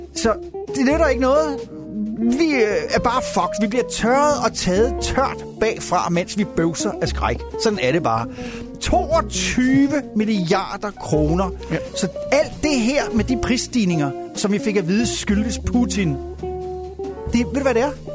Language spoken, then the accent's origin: Danish; Denmark; moved away; hjemme i Danmark